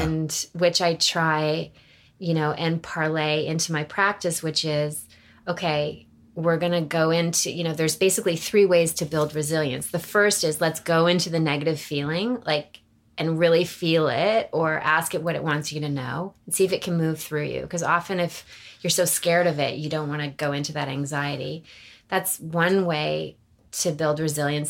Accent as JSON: {"language": "English", "town": "Toronto", "region": "Ontario", "country": "Canada", "moved": "as an adult", "lives_now": "Los Angeles, United States", "said": "I'm from Toronto, Canada"}